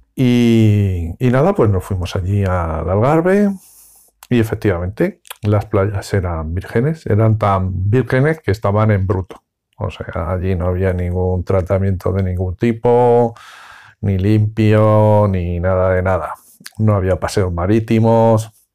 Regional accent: Cáceres, Extremadura, Spain; yo soy de Cáceres, la frontera está muy cerca

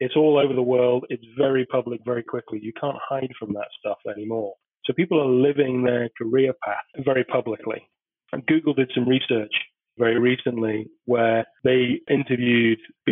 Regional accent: United Kingdom; moved away as an adult; also born or lived in United States; I've only been back in the UK for 5 months after 10 years in America. And I'm obviously British born.

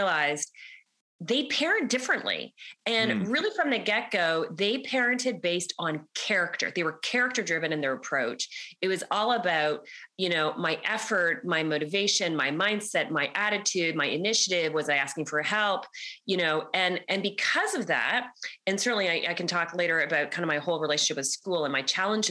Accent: Canada; accent: Canadian; I'm Canadian, everybody. So you're going to hear my Canadian accent.

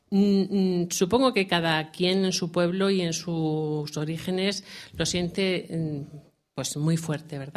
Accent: Catalonia, Spain; Porque yo soy catalana y, muy orgullosa de haber recibido ese premio

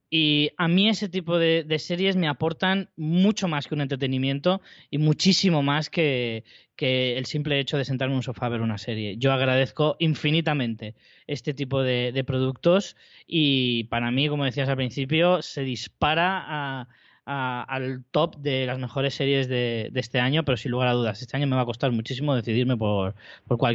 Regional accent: Spain; yo, como español

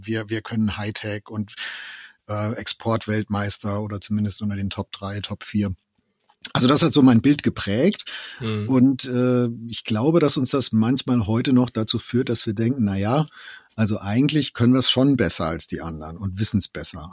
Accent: Germany; in meinen Jugendjahren, jetzt ne, 80er, wo ich aufgewachsen bin, hatte ich nicht den Eindruck, dass wir in Deutschland eine irgendwie eine globalisierte Kultur waren

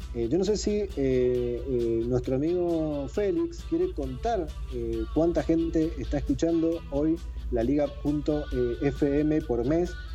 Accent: Mendoza, Argentina; Sebastián y yo somos de Mendoza, estamos a mil kilómetros de Buenos Aires

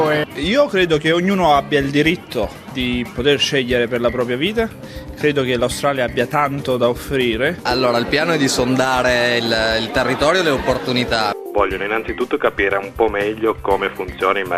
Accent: Bari, Apulia, Italy; also born or lived in Monopoli; Allora, io vengo da una piccola cittadina di, del sud, sud Italia, Monopoli. Sono nato lì, ho vissuto a Bari per i primi 14 anni della mia vita, ho iniziato a fare canottaggio quando avevo 12 anni.

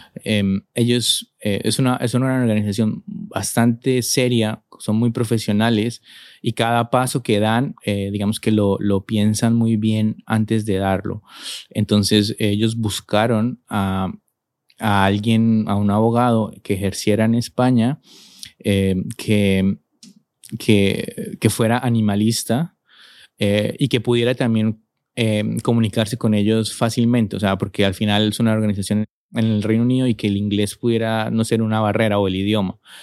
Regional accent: Colombia; moved away as an adult; now in Spain; Yo vengo de Colombia, un país eh, que ha vivido una y que sigue viviendo una situación de violencia muy difícil

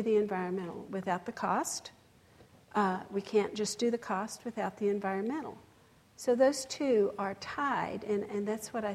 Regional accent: West Texas, United States; I come from West Texas where there's cotton fields and windmills everywhere

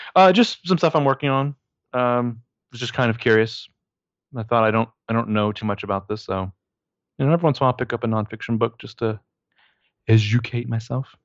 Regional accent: United States; I'm also American

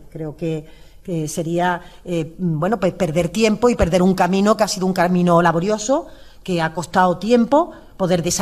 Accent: Andalusia, Spain; yo no ni, quiero ni puedo ocultar que soy andaluza

